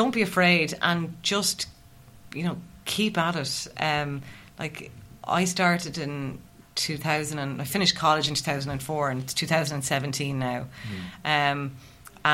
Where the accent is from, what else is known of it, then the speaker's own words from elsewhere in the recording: Midlands, Ireland; moved away; also born or lived in Northeast region, Ireland; I'm obviously from the Midlands